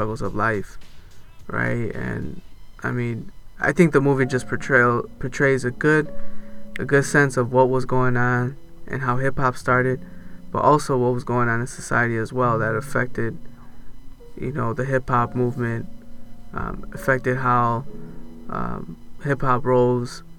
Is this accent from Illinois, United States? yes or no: yes; Chicago, Illinois, United States; also born or lived in Los Angeles, California; I'm originally from Los Angeles, but grew up in Chicago.